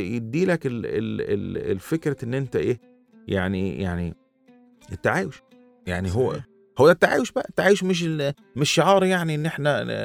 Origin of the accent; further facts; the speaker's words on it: Upper Egypt, Egypt; also born or lived in Rwanda; عندنا في الصعيد